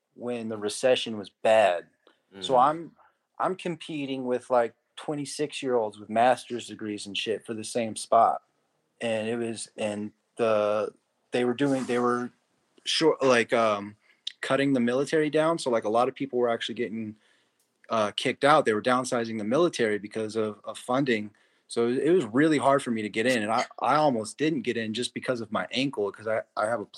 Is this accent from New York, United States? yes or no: no; Pahrump, Nevada, United States; moved away as an adult; also born or lived in San Diego; I grew up in a town about an hour outside of Vegas called Pahrump